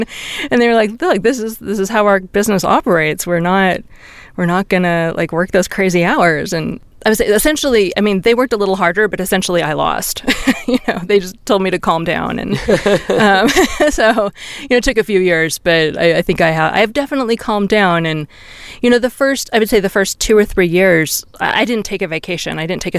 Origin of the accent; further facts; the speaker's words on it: California, United States; because I'm from Silicon Valley. That's how I think of myself, where I spent all my formative years.